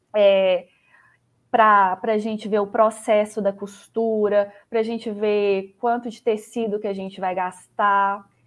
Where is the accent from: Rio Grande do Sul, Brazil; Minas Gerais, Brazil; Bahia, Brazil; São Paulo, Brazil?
Minas Gerais, Brazil; Belo Horizonte; accent: mineiro; Eu sou de BH, sotaque mineiro não, deixa, não me deixa mentir